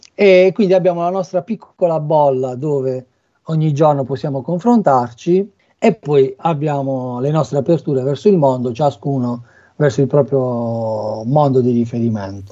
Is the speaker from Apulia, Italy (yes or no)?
yes; Bari, Apulia, Italy; moved away as an adult; now in Cesena, Italy; non posso che venire da Bari